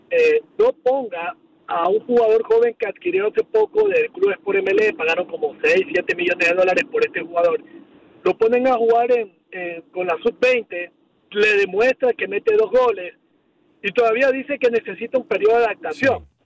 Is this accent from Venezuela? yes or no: no; Ecuador; now in Los Angeles, United States; Yo soy de Ecuador